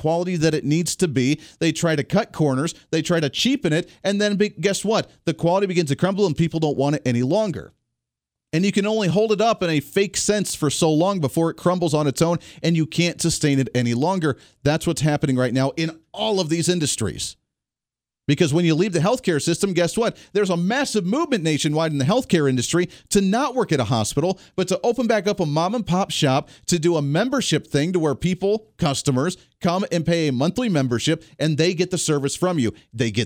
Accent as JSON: {"language": "English", "region": "Ohio", "country": "United States", "tie": "born or raised there", "moved": "yes", "lives_now": "Wichita, United States", "said": "Where I grew up in Ohio area, there's a lot of auto industry."}